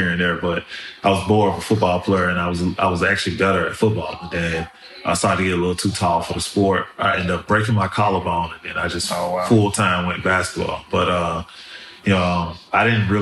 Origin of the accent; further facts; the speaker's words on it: Memphis, Tennessee, United States; also born or lived in New Orleans, Louisiana; me growing up in South Memphis is, it's one of the best things that could have happened to me. I moved there from New Orleans, Louisiana